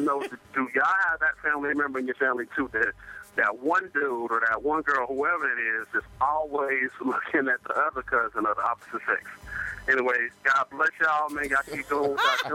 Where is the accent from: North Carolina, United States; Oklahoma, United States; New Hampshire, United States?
Oklahoma, United States; Lawton; now in Columbus, United States; I'm originally from Lawton, Oklahoma, but I'm currently stuck up here in cold Columbus, Ohio.